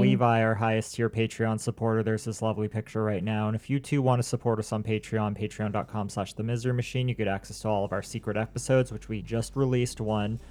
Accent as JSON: {"language": "English", "region": "Maine", "country": "United States", "said": "we're only from Maine."}